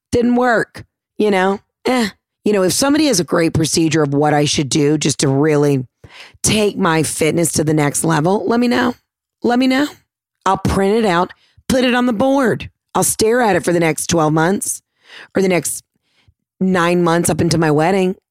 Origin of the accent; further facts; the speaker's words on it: the South, United States; I'm from the South